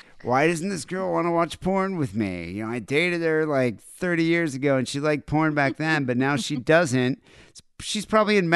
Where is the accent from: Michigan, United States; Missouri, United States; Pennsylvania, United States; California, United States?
Michigan, United States; I grew up in Michigan